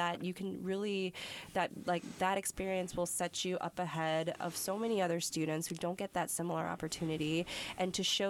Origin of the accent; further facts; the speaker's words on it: Iowa, United States; moved away; ever since I was growing up in Iowa and I was in high school